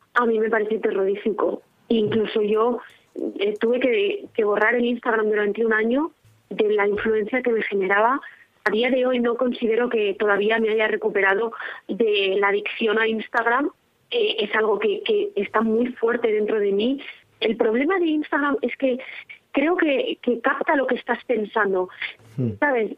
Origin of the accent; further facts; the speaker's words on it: Tordesillas, Castile and León, Spain; now in Valladolid, Spain; Soy de aquí, de Valladolid. Bueno, de un pueblecito de Tordesillas, pero actualmente ya vivo en Valladolid.